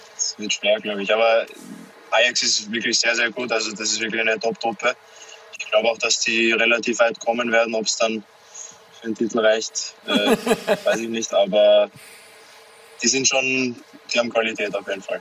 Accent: Austria; wir als Österreicher

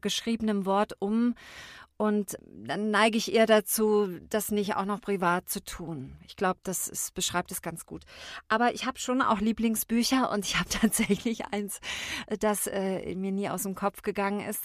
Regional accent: Baden-Württemberg, Germany; moved away; Ich komme ursprünglich aus dem Badischen und da sind wir sehr warmherzig

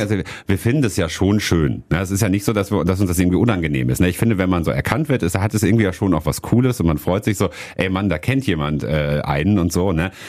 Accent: Hattingen, North Rhine-Westphalia, Germany; now in Wuppertal, Germany; Ich bin in äh, Hattingen aufgewachsen

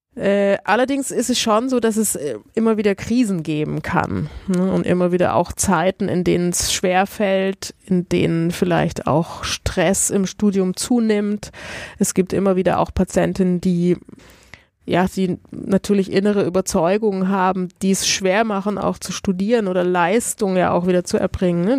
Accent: Italy; moved away; Ich komme aus Italien.

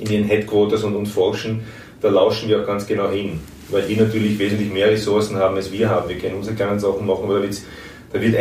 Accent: Austria; wo man schon zwar mit zuckt als Österreicher und sagt, ui

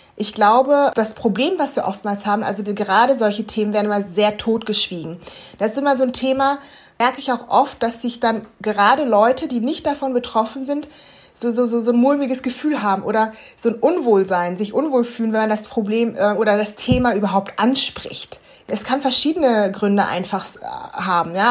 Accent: Germany; ich bin ja jetzt in Deutschland aufgewachsen

